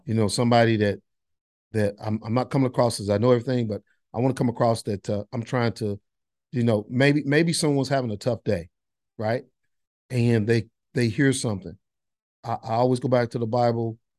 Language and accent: English; Monroe, North Carolina, United States; also born or lived in Boone, North Carolina; now in Gastonia, United States; I grew up in Monroe, North Carolina, now live in Gastonia